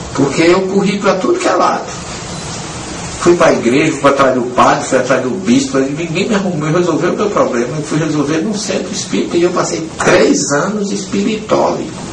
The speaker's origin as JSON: {"language": "Portuguese", "region": "interior of Paraíba", "country": "Brazil", "tie": "born or raised there", "accent": "Northeastern (paraibanês)", "moved": "yes", "said": "De repente estou falando um nordestinês aqui, ou, ou paraibanês"}